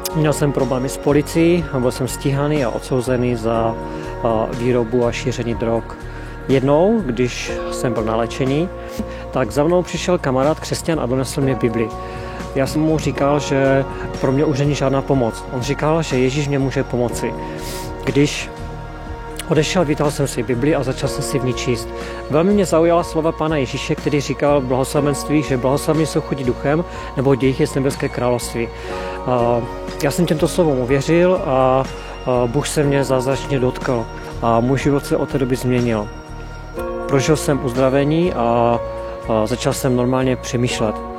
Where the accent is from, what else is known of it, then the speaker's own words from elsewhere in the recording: Český Těšín, Moravian-Silesian Region, Czechia; jsem z Českého Těšina